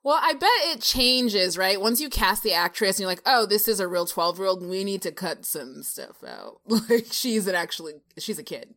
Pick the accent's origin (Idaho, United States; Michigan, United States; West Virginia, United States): Michigan, United States; I'm from Michigan, the Midwest.